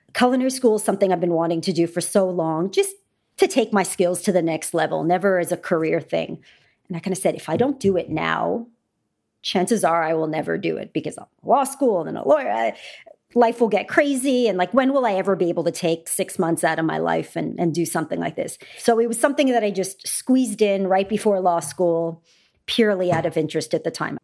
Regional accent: Canada; I grew up in Canada

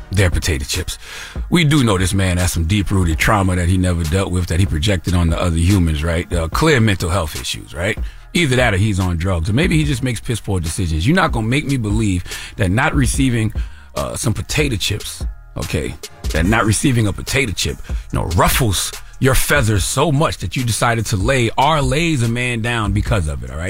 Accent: Moncks Corner, South Carolina, United States; Because when I was a little boy growing up in Moncks Corner, South Carolina, okay, elementary school age, might have been like fourth grade, 1980 something

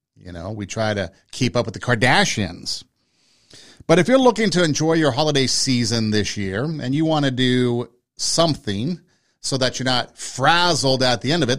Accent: Los Angeles, California, United States; growing up in Los Angeles

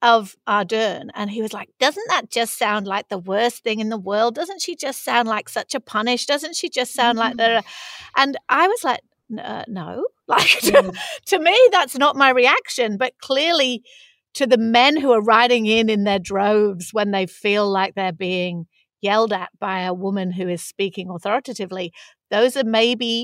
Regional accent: Manchester, North West England, United Kingdom; accent: Mancunian; moved away; if I speak in my Mancunian accent, which is much like flatter, faster

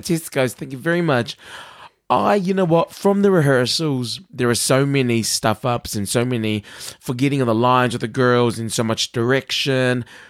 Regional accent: New Zealand

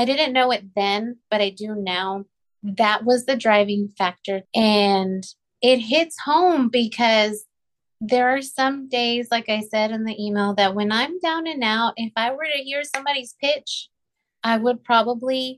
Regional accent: Rio Grande Valley, Texas, United States; moved away; I grew up in the Rio Grande Valley. It's like 99% Hispanic

